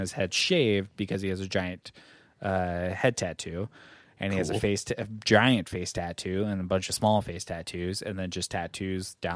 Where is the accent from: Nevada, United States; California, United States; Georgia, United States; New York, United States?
California, United States; Northern; we're from Northern California